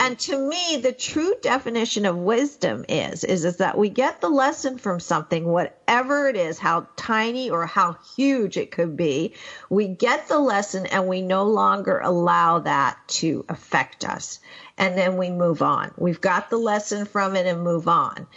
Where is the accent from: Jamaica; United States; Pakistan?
Pakistan; I was born in 1958 in Pakistan